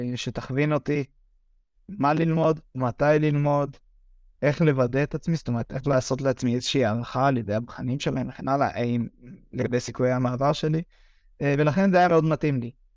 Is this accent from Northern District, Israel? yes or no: yes; Misgav, Northern District, Israel; moved away as an adult; now in Brno, Czech Republic